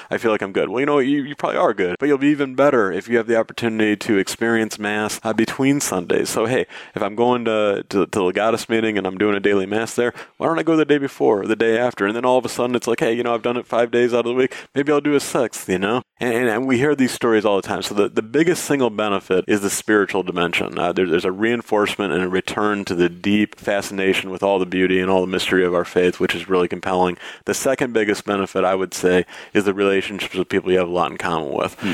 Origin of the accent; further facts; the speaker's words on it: Michigan, United States; in legal work in, in my home state of Michigan.